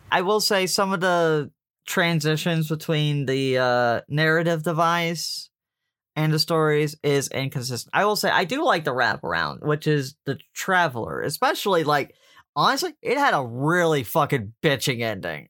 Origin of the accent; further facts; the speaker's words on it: Deep South, United States; I grew up in the Catholic Church in the Deep South